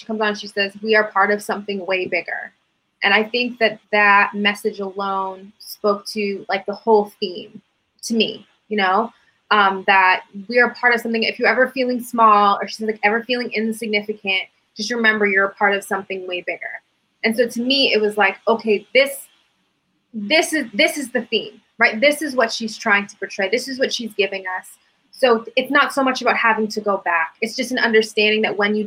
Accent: New Hampshire, United States; I'm from New Hampshire.

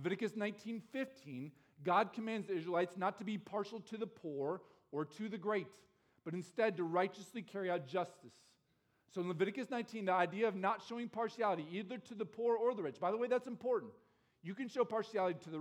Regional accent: Chariton, Iowa, United States; I grew up in Sheraton, Iowa

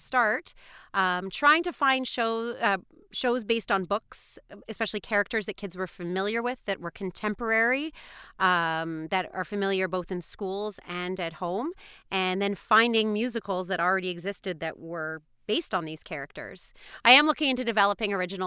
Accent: Montreal, Quebec, Canada; moved away as an adult; also born or lived in Boston / New York City; now in Richmond Hill, Canada; I am from Montreal originally

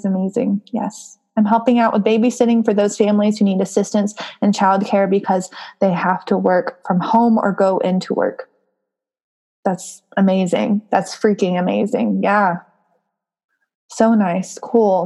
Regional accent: the South, United States; accent: southern; my southern accent

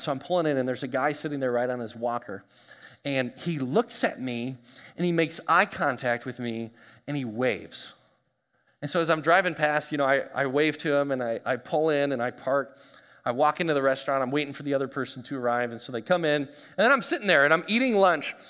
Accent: United States; we as the American church

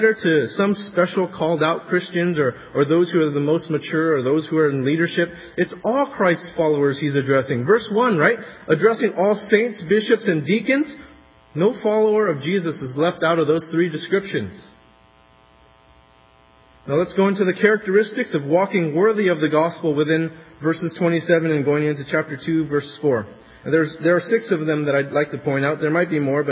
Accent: California, United States; As a Californian

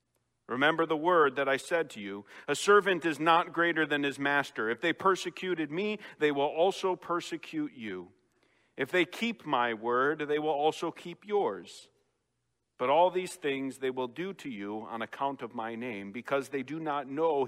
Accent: Chicago, Illinois, United States; accent: Chicago; moved away; having been away from Chicago over 18 years, those things start to fade more and more, and I've lost my accent quite a bit.

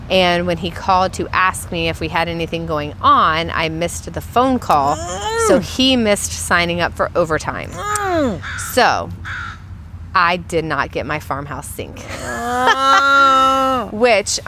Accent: the South, United States; now in Snoqualmie, United States; I grew up in the South

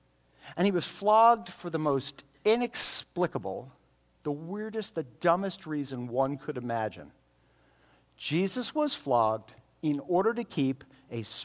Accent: United States; we have it so easy as American Christians

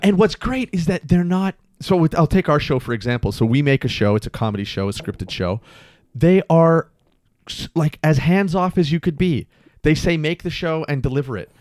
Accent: Mississauga, Ontario, Canada; born or raised there; also born or lived in Toronto

